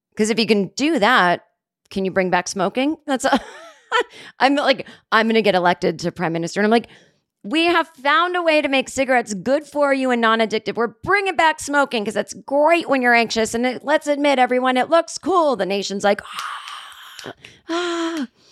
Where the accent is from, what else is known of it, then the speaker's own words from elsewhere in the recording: Massachusetts, United States; growing up in Massachusetts in the seventies